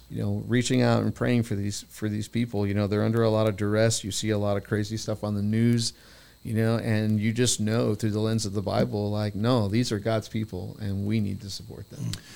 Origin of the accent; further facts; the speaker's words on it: United States; I was from America